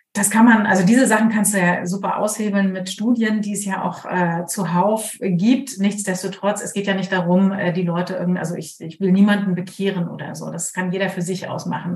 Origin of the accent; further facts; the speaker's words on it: Germany; ich bin zwar Kapitänsenkeltochter und an der Ostsee groß geworden